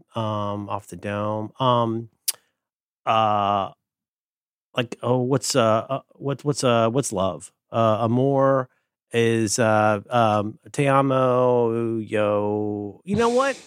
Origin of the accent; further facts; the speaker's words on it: Ohio, United States; I'm from Ohio, and I was raised to say thank you.